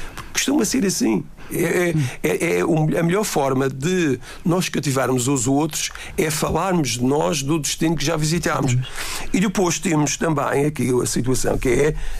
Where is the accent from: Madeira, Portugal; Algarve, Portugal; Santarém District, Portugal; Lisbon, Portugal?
Madeira, Portugal; Porto da Cruz; sou do Porto da Cruz